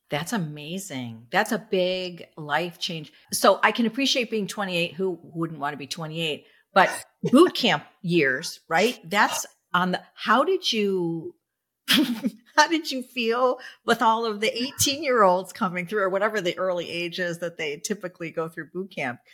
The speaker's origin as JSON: {"language": "English", "region": "Michigan", "country": "United States", "moved": "yes", "lives_now": "Florida, United States", "said": "I'm from Michigan"}